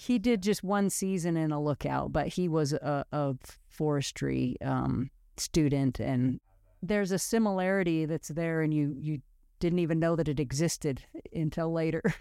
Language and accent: English; Oregon coast near Neskowin, United States; I grew up on the Oregon coast near Nesco in.